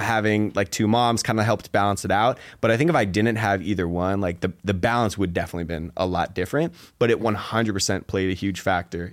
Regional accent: Seattle, Washington, United States; moved away as an adult; I grew up in Seattle

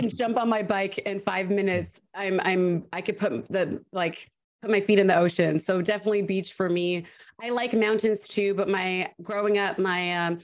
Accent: Canada; accent: Canadian; also born or lived in Vancouver; now in Los Angeles, United States; the longer I'm in Vancouver, I get my Canadian accent back

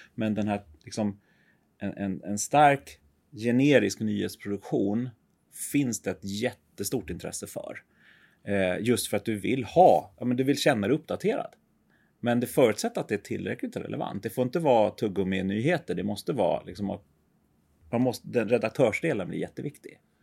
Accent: Sweden; vi som, som svenskar

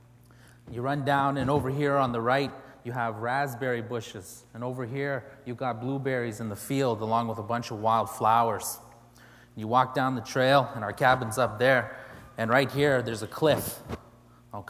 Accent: Canada; I come from the Cree Nation of Pugetoagon, which is located at about the 56th parallel on the border of Saskatchewan and Manitoba in Canada on the mouth of the Churchill River

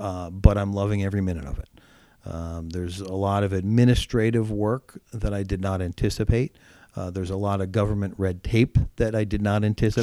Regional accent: Mahanoy City, Pennsylvania, United States; moved away as an adult; now in Pottsville, United States; growing up in Mahoney City

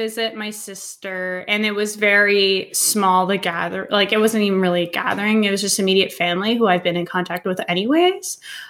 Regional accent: Canada; Yes, I'm Canadian

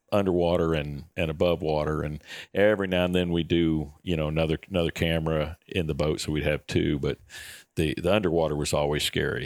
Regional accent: Florida, United States; growing up in Florida, my goodness, we got, you know, we got salt water all around

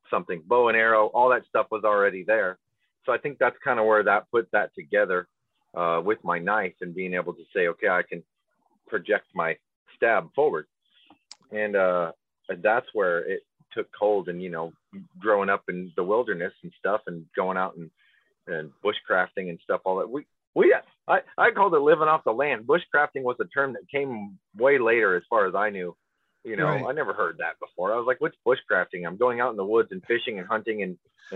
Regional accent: Weston, Nebraska, United States; I grew up in Weston, Nebraska.

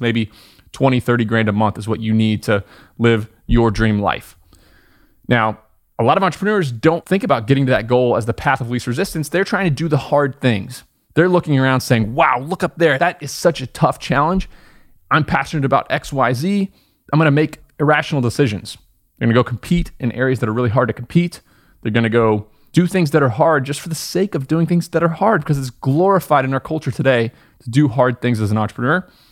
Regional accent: Southern Indiana, United States; moved away as an adult; also born or lived in upstate New York; I was born in Southern Indiana, went to school in upstate New York

